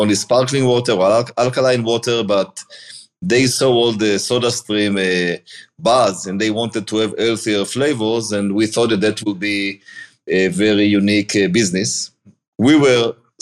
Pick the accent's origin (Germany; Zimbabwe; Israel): Israel; moved away as an adult; now in Cleveland, United States; born in Israel. I moved to the US in 2011